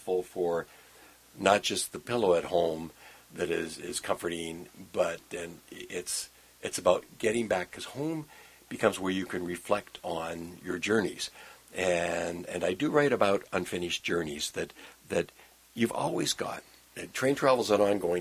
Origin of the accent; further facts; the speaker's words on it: Burnaby, British Columbia, Canada; also born or lived in Vancouver; now in Okanagan, Canada; It's home. I was born in Vancouver, grew up in Burnaby, now live in the Okanagan